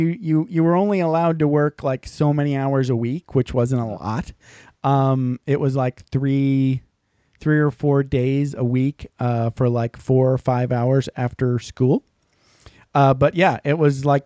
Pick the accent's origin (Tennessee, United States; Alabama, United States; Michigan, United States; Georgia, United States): Michigan, United States; I grew up in Michigan